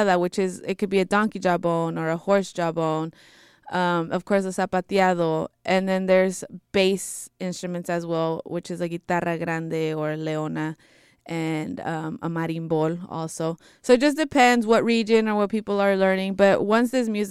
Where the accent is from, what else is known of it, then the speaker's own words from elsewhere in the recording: Bay Area, California, United States; My parents are from Jalisco and Zacatecas, and I was born and raised in the Bay Area